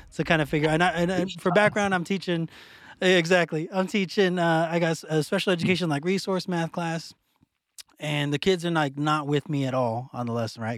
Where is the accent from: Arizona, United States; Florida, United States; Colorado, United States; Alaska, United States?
Arizona, United States; Phoenix; moved away; also born or lived in Oklahoma / Texas; I'm from West Phoenix